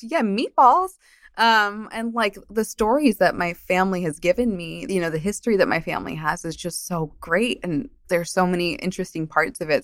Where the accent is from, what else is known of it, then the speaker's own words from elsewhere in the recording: New Jersey, United States; also born or lived in Colombia; I grew up in New Jersey